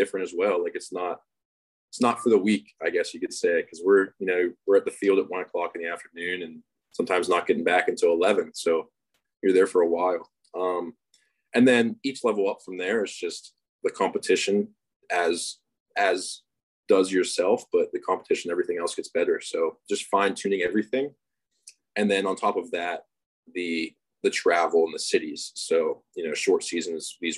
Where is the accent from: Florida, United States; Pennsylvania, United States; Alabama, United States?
Pennsylvania, United States; Pittsburgh; my hometown